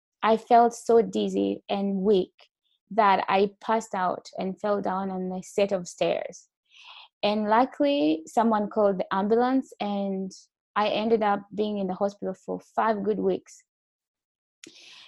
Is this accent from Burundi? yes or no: yes; Burundi; also born or lived in Malawi; now in Canada; originally, I'm from Burundi